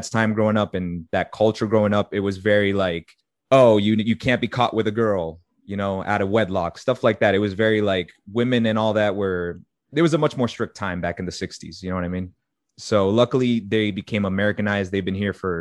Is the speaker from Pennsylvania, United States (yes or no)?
no; Methuen, Massachusetts, United States; moved away as an adult; also born or lived in Florida; I was born in Methuen.